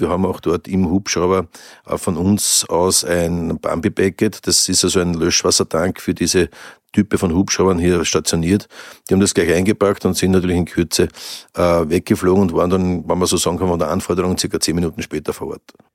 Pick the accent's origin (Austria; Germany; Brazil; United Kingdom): Austria; Lower Austrian; als Niederösterreicher